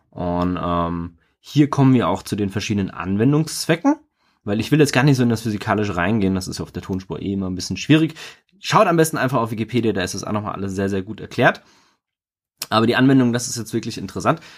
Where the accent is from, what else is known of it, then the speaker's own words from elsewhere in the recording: Germany; wir als Deutsche